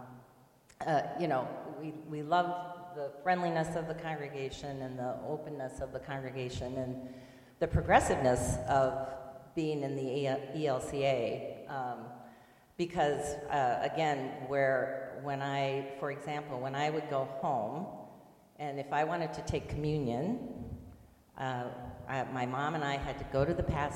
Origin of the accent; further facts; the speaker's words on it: Southwest Iowa, United States; moved away; I grew up in Southwest Iowa